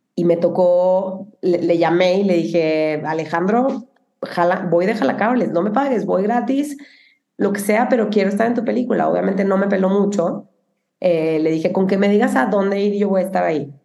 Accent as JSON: {"language": "Spanish", "town": "Cuauhtémoc", "region": "Chihuahua", "country": "Mexico", "also_born_or_lived": "Monterrey", "moved": "yes", "said": "soy de Chihuahua."}